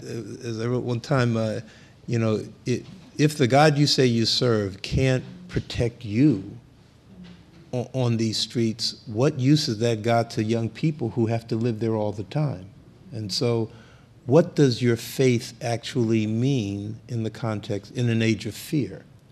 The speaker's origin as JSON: {"language": "English", "town": "Philadelphia", "region": "Pennsylvania", "country": "United States", "tie": "born or raised there", "said": "particularly for me growing up in Philadelphia, where the police were feared, particularly by young black men. Under Frank Rizzo when I grew up."}